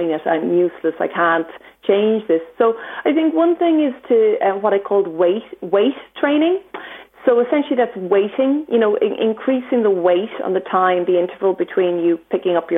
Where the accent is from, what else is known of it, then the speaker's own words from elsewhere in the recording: Ireland; being Irish